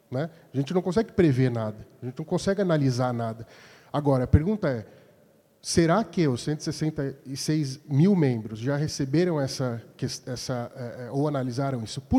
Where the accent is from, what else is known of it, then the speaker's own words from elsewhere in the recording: Indaiatuba, São Paulo, Brazil; sou de Indaiatuba, membro, sou um novo membro né, aqui da, divulgação.